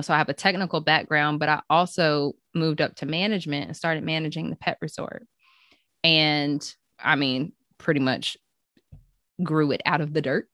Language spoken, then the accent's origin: English; Chapel Hill, North Carolina, United States; also born or lived in Gainesville, Florida; now in Goldsboro, United States; I am From Chapel Hill, North Carolina, home of the Tar Heels